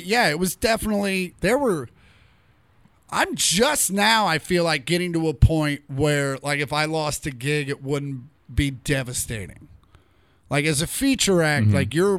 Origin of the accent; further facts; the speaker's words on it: Kansas, United States; moved away; I'm from Kansas.